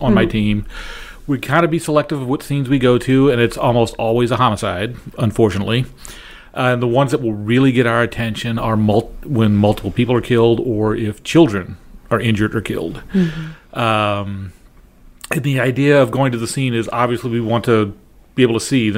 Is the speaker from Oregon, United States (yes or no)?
no; New Orleans, Louisiana, United States; now in St. Louis, United States; I grew up in New Orleans, which for a few years was the murder capital of the world.